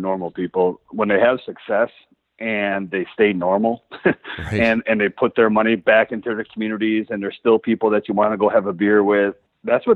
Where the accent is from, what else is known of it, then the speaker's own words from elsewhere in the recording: Milwaukee, Wisconsin, United States; now in Eau Claire, United States; I grew up in Milwaukee, Wisconsin, on the suburbs out there.